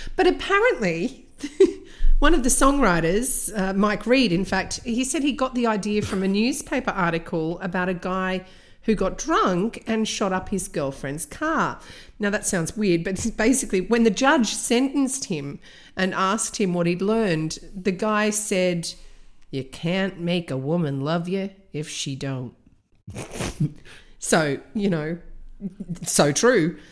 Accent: Australia; I grew up in Australia

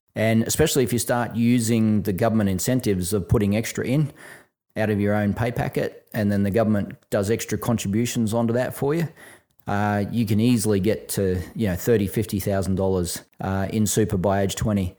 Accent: Brisbane, Queensland, Australia; when I was a kid growing up in Brisbane

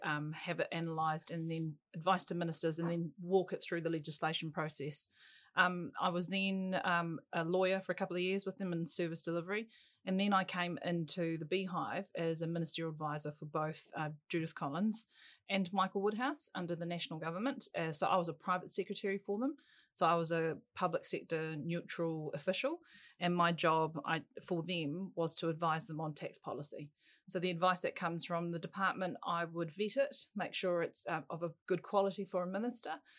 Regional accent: Auckland, New Zealand; I was brought up in Auckland's North Shore

